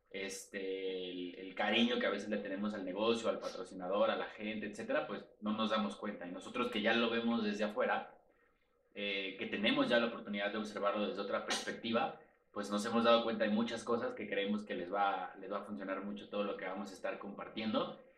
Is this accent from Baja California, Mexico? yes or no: no; Mexico City, Mexico; tengo 32 años, soy de la Ciudad de México